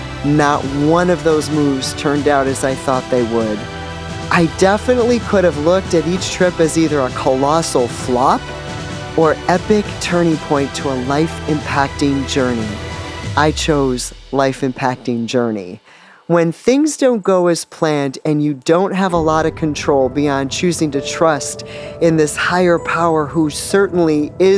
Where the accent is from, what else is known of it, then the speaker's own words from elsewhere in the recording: Northeast, United States; I'm from the Northeast originally, but in my lifetime have lived in all four corners of the continent and a few places in between.